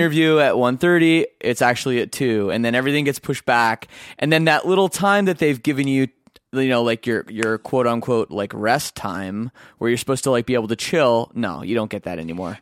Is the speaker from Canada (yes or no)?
yes; Canada; I'm, I'm Canadian